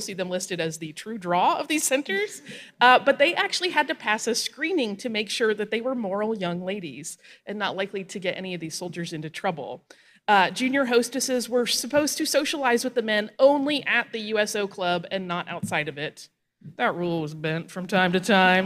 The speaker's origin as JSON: {"language": "English", "region": "Florida Panhandle", "country": "United States", "tie": "born or raised there", "moved": "yes", "said": "I grew up on the Florida Panhandle"}